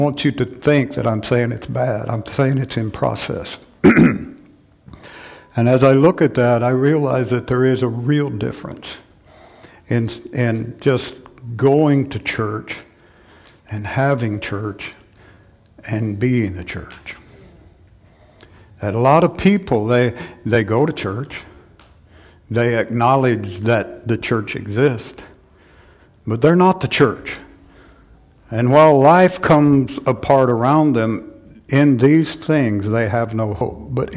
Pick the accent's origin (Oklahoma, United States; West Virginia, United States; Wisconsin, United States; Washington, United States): Oklahoma, United States; Chelsea; moved away; my hometown, Chelsea, Oklahoma